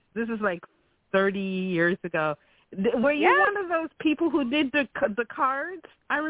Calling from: Chicago, Illinois, United States; from Chicago.

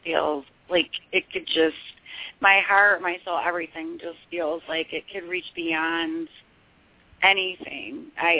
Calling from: Michigan, United States; from Michigan.

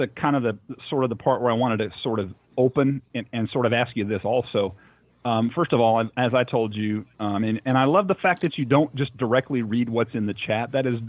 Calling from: Nashville, Tennessee, United States; This is …. I'm calling from Nashville, Tennessee.

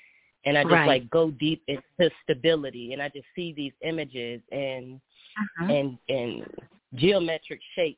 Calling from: Minneapolis, Minnesota, United States; Minneapolis, Minnesota.

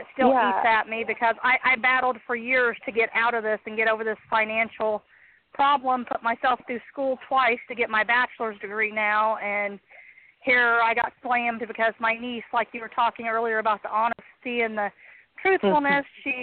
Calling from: Connersville, Indiana, United States

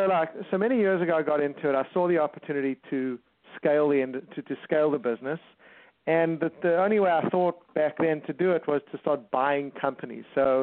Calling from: California, United States; I'm calling from Southern California. We have an office in Torrance.

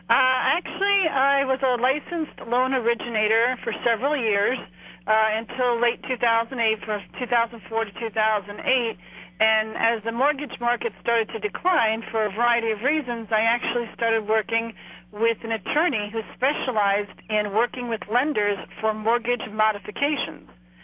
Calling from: New Jersey, United States; I'm calling from New Jersey.

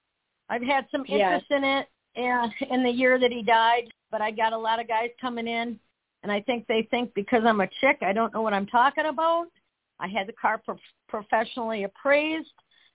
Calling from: Wisconsin, United States; from Wisconsin.

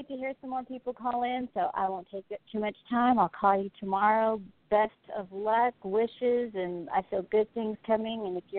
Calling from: New Mexico, United States; I'm calling from New Mexico.

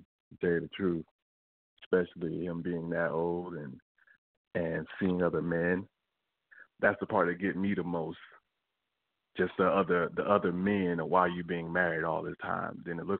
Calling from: West Palm Beach, Florida, United States; Hi, this is … from West Palm.

